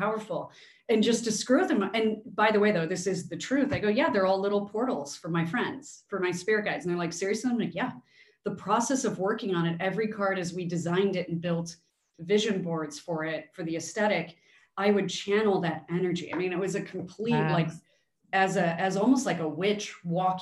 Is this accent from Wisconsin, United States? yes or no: no; Chicago, Illinois, United States; growing up in Chicago